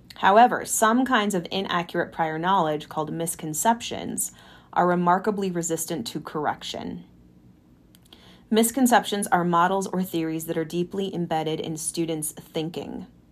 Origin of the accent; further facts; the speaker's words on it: California, United States; now in Colorado, United States; Growing up in California